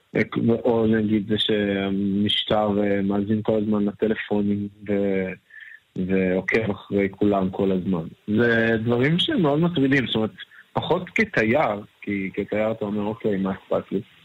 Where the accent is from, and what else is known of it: Israel; also born or lived in Tel Aviv